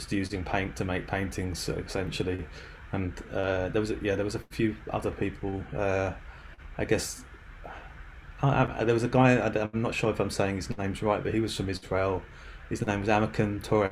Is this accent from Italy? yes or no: no; London, United Kingdom; moved away as an adult; also born or lived in Reading; I'm from near London. I was I stayed in London till I was around 20 years old